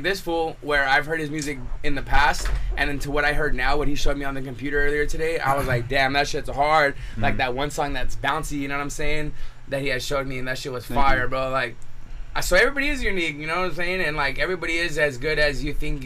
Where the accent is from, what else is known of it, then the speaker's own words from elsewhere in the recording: Bakersfield, California, United States; moved away; these were just some homies in Bakersfield. We were rapping and shit.